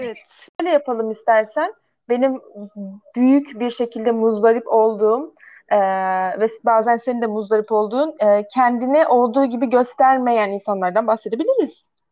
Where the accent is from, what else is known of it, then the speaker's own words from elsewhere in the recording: Ankara, Turkey; also born or lived in Karşıyaka, İzmir; now in İzmir, Turkey; nerelisin diye sorulduğunda, işte Ankara diyorum, nerede yaşıyorsun? İzmir, Karşıyaka diyorum.